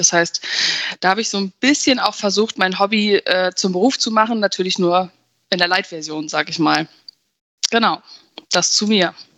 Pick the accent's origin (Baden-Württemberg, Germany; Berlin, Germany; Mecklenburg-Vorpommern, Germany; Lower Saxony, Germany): Lower Saxony, Germany; Verden; ich komme aus Pferden